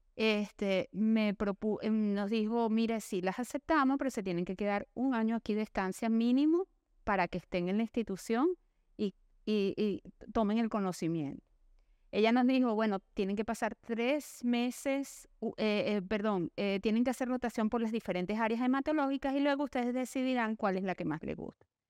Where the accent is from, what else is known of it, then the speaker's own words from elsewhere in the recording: Venezuela; vengo de Venezuela